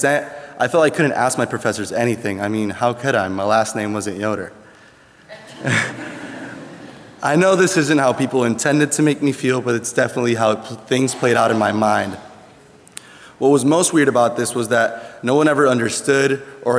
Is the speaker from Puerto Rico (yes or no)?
yes; Puerto Rico; English is a second language; moved away as an adult; now in Goshen, United States; I'm from Puerto Rico. And coming not only to the US, but to Goshen College was a big culture shock.